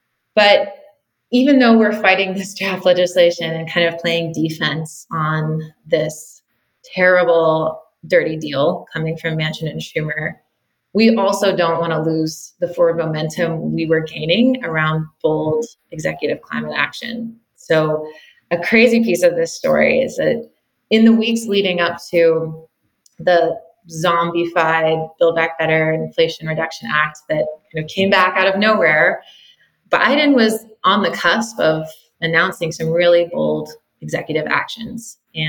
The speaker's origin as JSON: {"language": "English", "region": "California", "country": "United States", "tie": "born or raised there", "said": "an exciting thing that I've seen here in my home state of California"}